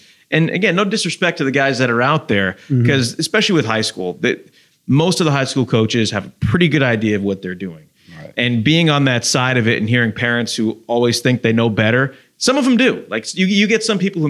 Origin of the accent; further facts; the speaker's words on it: Westchester County, New York, United States; moved away as an adult; also born or lived in Long Island / Astoria, Oregon; I was born and raised in New York, Westchester County, like maybe 45 minutes outside of Manhattan